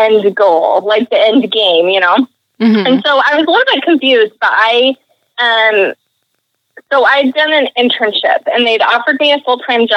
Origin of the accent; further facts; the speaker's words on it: Utah, United States; moved away as an adult; also born or lived in New York / East Coast; I grew up in Utah